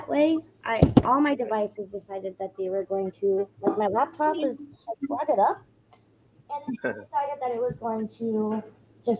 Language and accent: English; Claypool, Indiana, United States; here in my hometown where I live at now, is Claypool